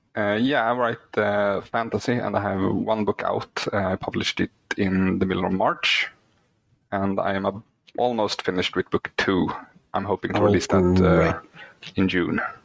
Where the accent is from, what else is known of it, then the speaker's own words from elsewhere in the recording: Sweden; English is a second language; English is not my first language, uh, mm-hmm. since I'm Swedish.